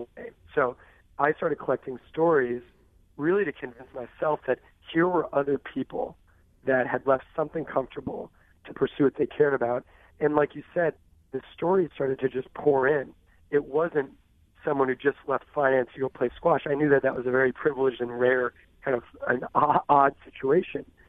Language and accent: English; Southern California, United States; So I grew up in Southern California